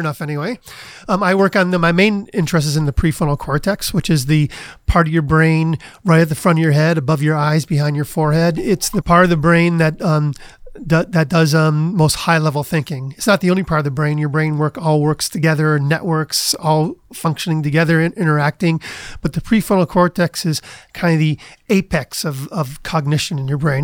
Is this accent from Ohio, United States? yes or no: yes; Cleveland, Ohio, United States; moved away as an adult; also born or lived in Princeton / Cambridge, Massachusetts; I grew up in Cleveland